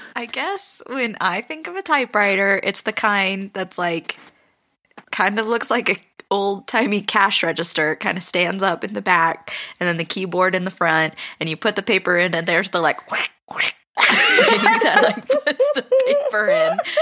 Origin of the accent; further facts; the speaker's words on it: Pasadena, California, United States; also born or lived in Sydney, Australia; now in Ogden, United States; it's filmed right here in my hometown.